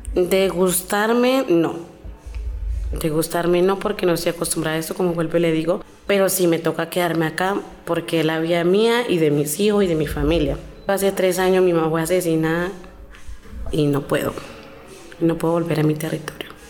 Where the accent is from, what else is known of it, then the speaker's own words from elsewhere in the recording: Antioquia, Colombia; Spanish is a second language; moved away as an adult; also born or lived in Cali; now in Bogotá, Colombia; yo vengo de Villa Fuerte, Antioquia